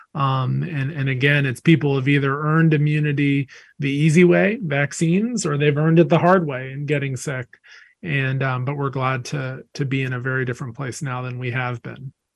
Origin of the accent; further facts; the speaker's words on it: North Carolina, United States; I grew up in North Carolina